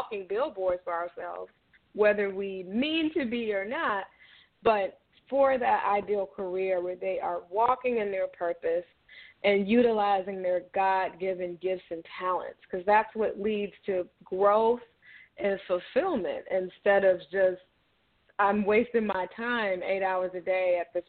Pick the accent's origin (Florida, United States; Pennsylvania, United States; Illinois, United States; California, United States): Illinois, United States; Chicago; I am calling from the Chicagoland area, and I've pretty much been here all my life